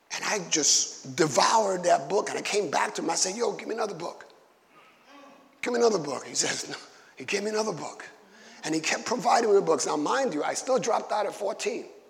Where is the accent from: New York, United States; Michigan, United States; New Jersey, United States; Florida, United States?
New York, United States; New York City; I was growing up in Bushwick in the 70s